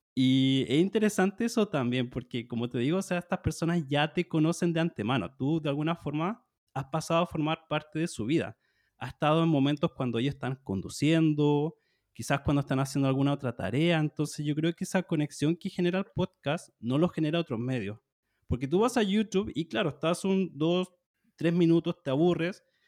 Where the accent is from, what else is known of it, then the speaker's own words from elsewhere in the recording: Chile; soy de Chile, soy profesor de español